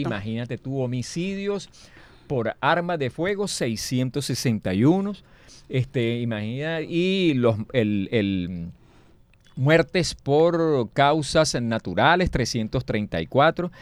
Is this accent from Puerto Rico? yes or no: no; Venezuela; somos los venezolanos